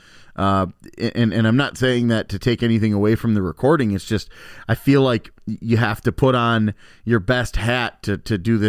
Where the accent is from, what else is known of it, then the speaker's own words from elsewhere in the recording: Elkhorn, Wisconsin, United States; we grew up in Elkhorn, and Lake Geneva is a 5-minute drive